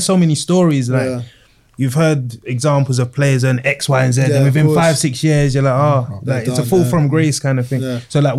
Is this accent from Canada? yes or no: no; Bermondsey, London, United Kingdom; He used to take us to school in Black Peugeot. We grew up in Bermondsey.